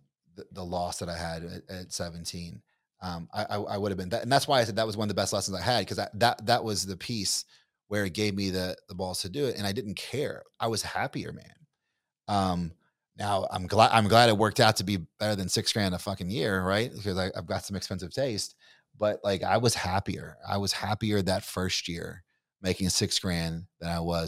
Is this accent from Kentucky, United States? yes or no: yes; Kentucky, United States; so I'm from Kentucky. You're from Texas. You sound like you're from Texas. I don't sound like I'm from Kentucky.